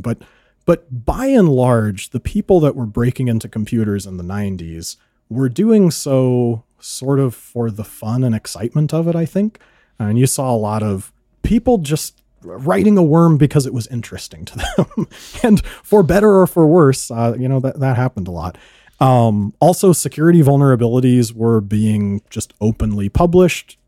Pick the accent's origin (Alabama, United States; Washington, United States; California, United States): California, United States; moved away as an adult; now in South Dakota, United States; my hometown in California is very small, seven hundred people